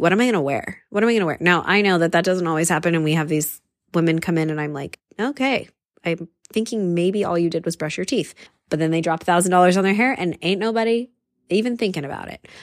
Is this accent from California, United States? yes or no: yes; San Diego, California, United States; I'm from California and, and from San Diego, where it is like literally the most casual place in the whole wide world